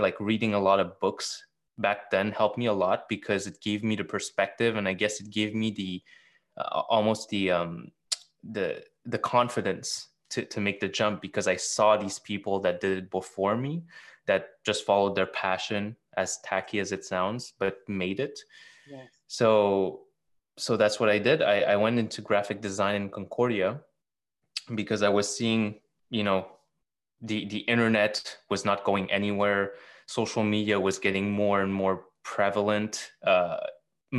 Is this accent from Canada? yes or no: yes; Montreal, Quebec, Canada; I was born in Montreal. All my life, you know, growing up